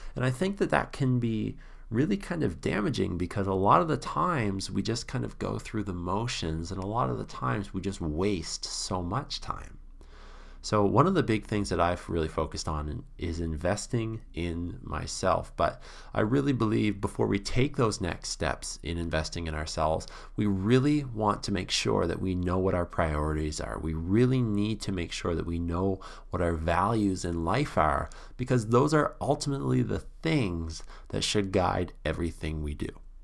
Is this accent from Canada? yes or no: yes; Canada; being a Canadian